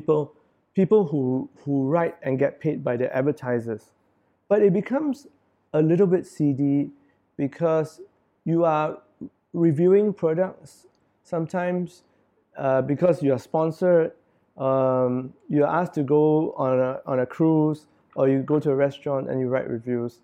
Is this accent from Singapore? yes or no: yes; Singapore; As Singaporean, I write for Singaporeans because this is my country, and I'm a Singaporean.